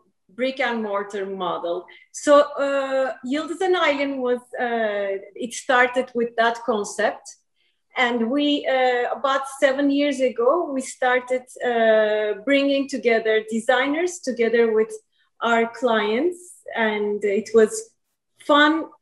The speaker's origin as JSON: {"language": "English", "town": "Izmir", "region": "İzmir", "country": "Turkey", "tie": "born or raised there", "also_born_or_lived": "New York", "moved": "yes", "lives_now": "United States", "said": "I grew up in Izmir, Turkey"}